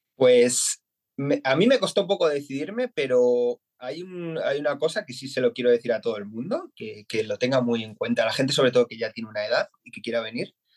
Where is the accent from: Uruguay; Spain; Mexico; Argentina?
Spain; Madrid, Community of Madrid; moved away as an adult; now in Essen, Germany; yo soy de Madrid y llevamos en Alemania desde en marzo hicimos tres años